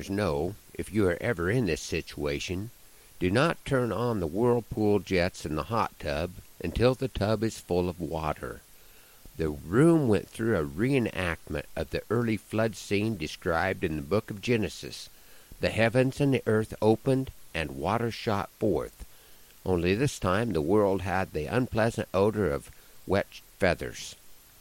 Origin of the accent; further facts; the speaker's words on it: Nebraska, United States; my home state of Nebraska